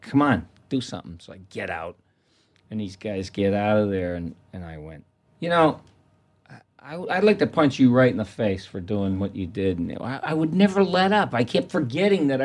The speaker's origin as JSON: {"language": "English", "region": "Massachusetts", "country": "United States", "said": "we're from Massachusetts"}